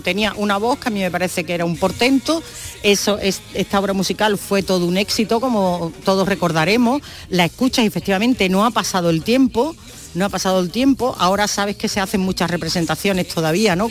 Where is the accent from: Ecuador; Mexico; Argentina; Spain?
Spain; Andalusia